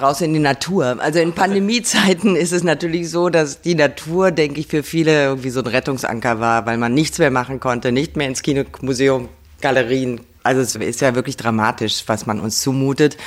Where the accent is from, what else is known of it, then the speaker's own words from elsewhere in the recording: near Kassel, Hesse, Germany; moved away; Also ich war wirklich sehr verbunden mit dem Ort, wo ich groß geworden bin. Also draußen auf dem Land und dort gab es einen, der heißt Dörnberg. Da konnte man von Weimar aus hinlaufen